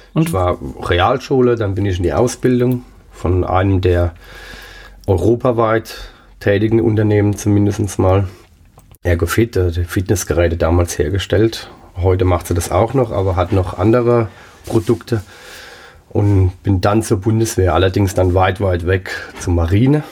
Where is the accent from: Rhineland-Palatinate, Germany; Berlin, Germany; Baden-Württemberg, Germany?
Rhineland-Palatinate, Germany; Pirmasens; also born or lived in Saarland; In Pirmasens im Umkreis, hauptsächlich aber in Pirmasens